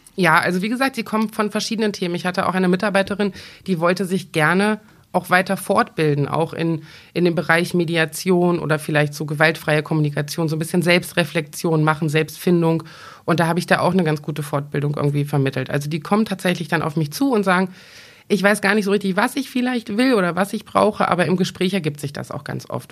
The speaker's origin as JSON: {"language": "German", "town": "Braunschweig", "region": "Lower Saxony", "country": "Germany", "tie": "born or raised there", "said": "ich bin gebürtige Braunschweigerin, ich wohne hier seit fast 43 Jahren"}